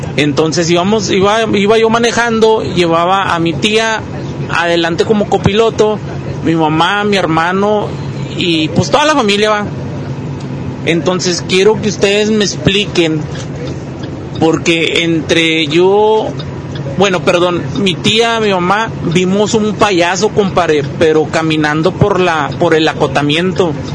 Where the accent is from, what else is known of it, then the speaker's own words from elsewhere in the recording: Durango, Mexico; now in Monterrey, Mexico; nosotros somos del estado de Durango